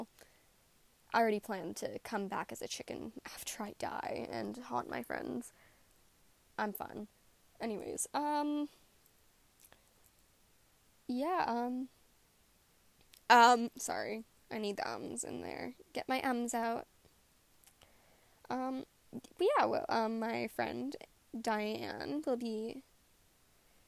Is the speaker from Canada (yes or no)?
yes; Canada; I am a Canadian writer.